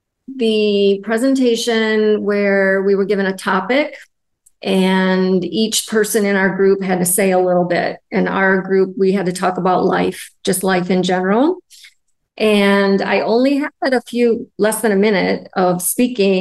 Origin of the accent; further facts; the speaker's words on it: United States; I'm from the United States